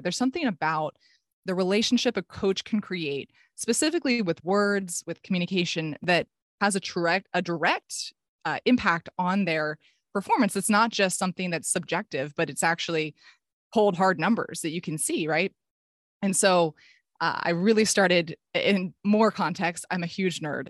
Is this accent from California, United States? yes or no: yes; Palo Alto, California, United States; I was at my dream school back in my hometown. This is actually where I grew up